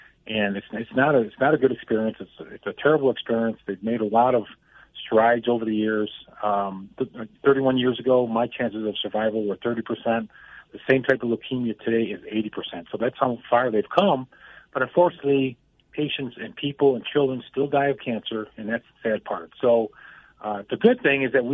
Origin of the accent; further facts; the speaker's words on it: Buffalo, New York, United States; moved away as an adult; now in Colorado, United States; I'm from Buffalo, New York